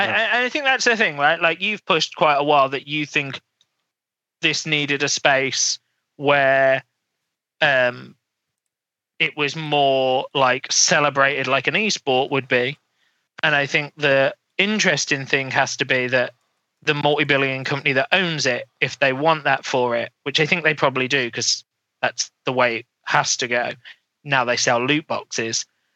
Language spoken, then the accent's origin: English; England, United Kingdom; We're from England, so we're the first stop, and we're going to fly to 42 countries.